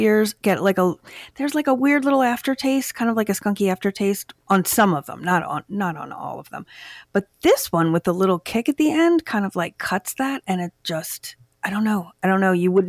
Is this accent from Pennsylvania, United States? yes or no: yes; Chester County, Pennsylvania, United States; I grew up in the Pennsylvania suburbs in Chester County.